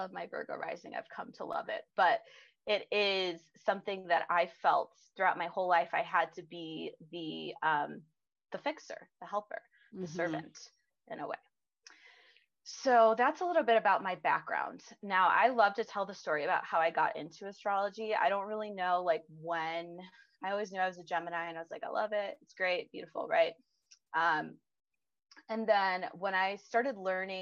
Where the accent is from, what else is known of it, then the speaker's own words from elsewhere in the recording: Illinois, United States; I grew up in Illinois